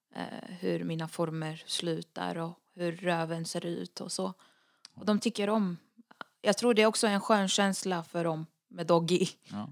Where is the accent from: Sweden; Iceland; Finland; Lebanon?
Lebanon; moved away; jag är den enda libanesen från både mamma och pappa